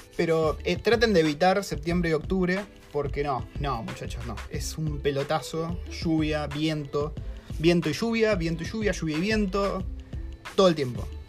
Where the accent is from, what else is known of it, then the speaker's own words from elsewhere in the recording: Argentina; now in New Zealand; Soy un argentino